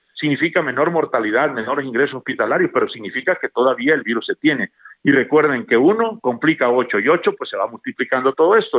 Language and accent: Spanish; Mexico; todos somos mexicanos, todos somos México